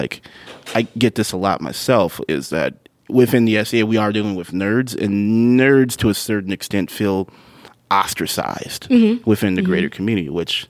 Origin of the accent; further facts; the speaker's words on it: United States; hello, I'm from America.